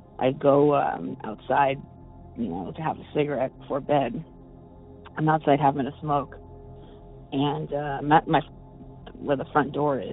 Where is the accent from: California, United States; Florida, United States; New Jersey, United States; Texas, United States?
California, United States; Bay Area; I'm from the Bay Area